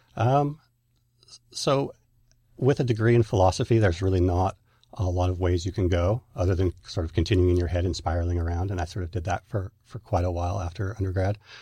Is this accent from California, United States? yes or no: yes; Northern California, United States; I was raised in Northern California